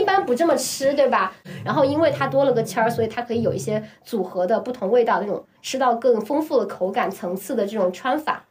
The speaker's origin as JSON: {"language": "Chinese", "town": "Chengdu", "region": "Sichuan", "country": "China", "tie": "born or raised there", "said": "作为我这种本土出生在成都的人"}